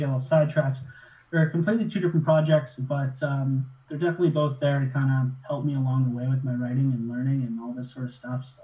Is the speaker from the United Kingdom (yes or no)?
no; Kelowna, British Columbia, Canada; also born or lived in Gabriola Island; I actually spent the majority of my life in a place called Kelowna, BC, which is about four hours inland in the interior. So, it's actually a, a big uh, hockey retirement city.